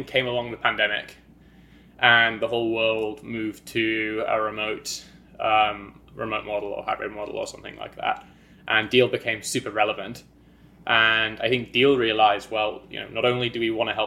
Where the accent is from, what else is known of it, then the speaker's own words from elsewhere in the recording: County Durham, North East England, United Kingdom; moved away as an adult; also born or lived in London / New York; I am a Brit. I grew up in County Durham on a farm